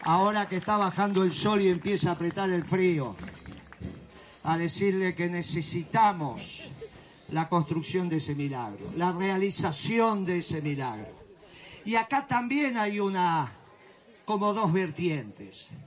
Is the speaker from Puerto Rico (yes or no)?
no; Argentina; Nosotros somos bien argentinos y orgullosamente patriotas